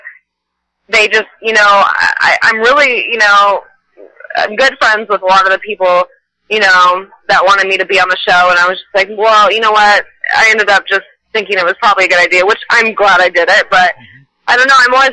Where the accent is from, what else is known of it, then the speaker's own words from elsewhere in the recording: Stillwater, Minnesota, United States; moved away; I'm originally from a small town in Minnesota called Stillwater